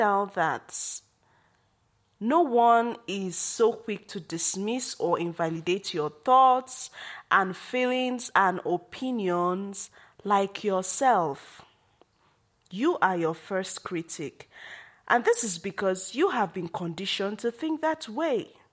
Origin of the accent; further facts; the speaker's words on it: Nigeria; as a Nigerian woman